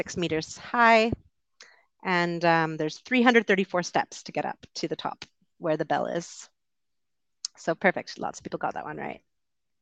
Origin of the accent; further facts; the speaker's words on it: Vancouver, British Columbia, Canada; I'm from Vancouver